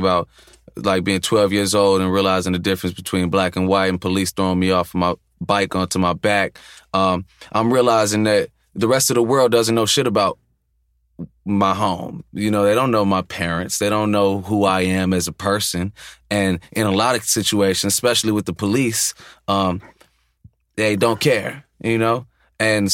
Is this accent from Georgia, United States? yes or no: no; Chicago, Illinois, United States; growing up in Chicago, for me specifically, was at times kind of like a dual existence